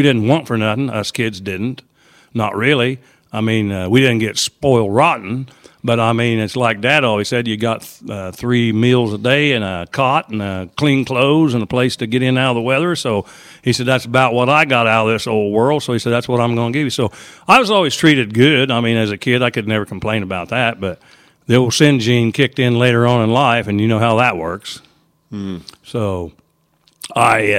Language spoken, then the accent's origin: English; Charleston, Illinois, United States; I come from Charleston, Illinois